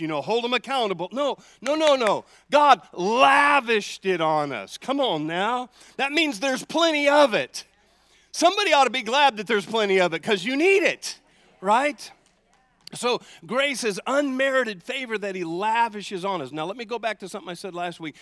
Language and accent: English; United States; I'm an American